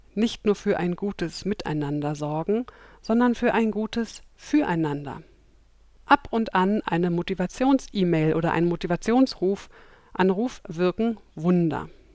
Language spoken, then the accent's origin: German; Berlin, Germany; heute melde ich mich live aus Kreuzberg, aus meiner Heimat Berlin